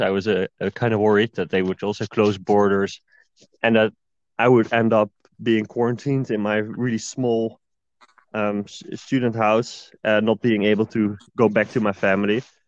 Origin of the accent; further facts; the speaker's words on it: Netherlands; moved away as an adult; now in Sweden; I'm from Netherlands